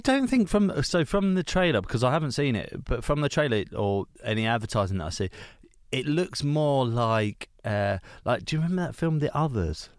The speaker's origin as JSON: {"language": "English", "area": "Hertfordshire", "region": "East of England", "country": "United Kingdom", "said": "I'm from a s, quite a small town"}